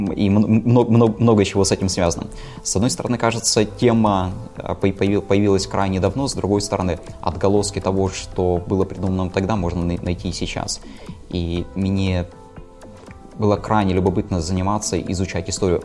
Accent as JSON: {"language": "Russian", "town": "Izhevsk", "region": "Udmurtia", "country": "Russia", "tie": "born or raised there", "moved": "as an adult", "lives_now": "Saint Petersburg, Russia", "said": "я родом из Ижевска, но, наверное, шестой или седьмой год живу в Санкт-Петербурге"}